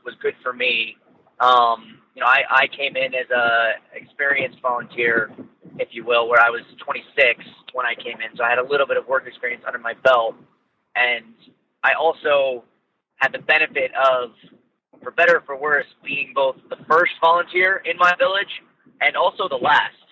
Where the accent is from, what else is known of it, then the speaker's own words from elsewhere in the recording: Ohio, United States; also born or lived in Suriname; I'm from Ohio here in the U.S.